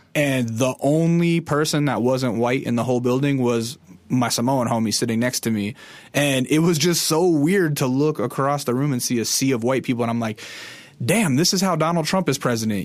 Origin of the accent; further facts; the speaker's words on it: interior Alaska, United States; I'm from Alaska, but I'm from the interior, w, like, way in the middle of the state